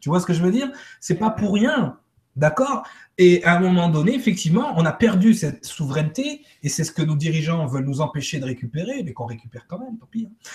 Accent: Martinique; chez nous, à Martinique

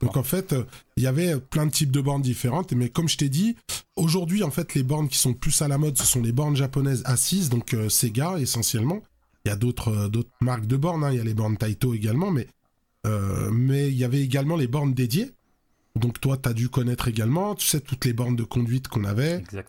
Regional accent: Lyon, Auvergne-Rhône-Alpes, France; chez nous à, Lyon, hein, parce que je suis originaire de Lyon.

